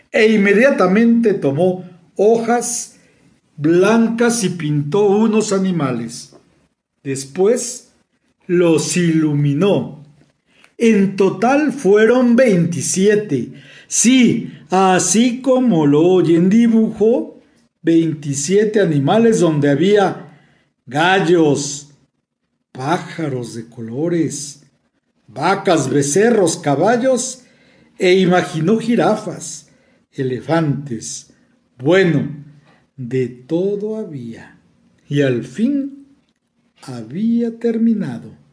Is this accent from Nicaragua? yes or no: no; Mexico City, Mexico; de la Ciudad de México y les envío un cordial saludo.